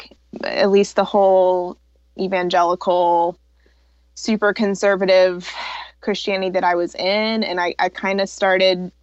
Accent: the Bible Belt, United States; I was raised fundamentalist Baptist in the Bible Belt

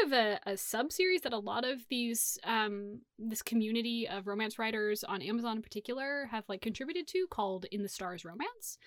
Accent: Sacramento, California, United States; growing up in Sacramento

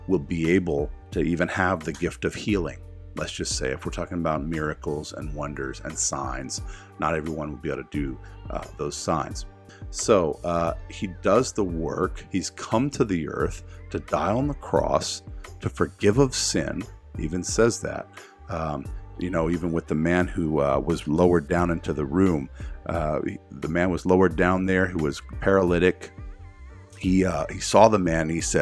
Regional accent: the South, United States; I grew up in the South

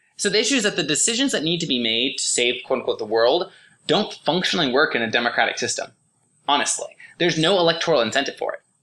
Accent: Oregon, United States; I'm from Oregon

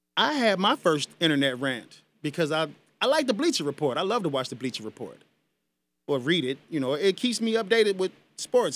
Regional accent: United States; I am an American citizen. I was born on this land

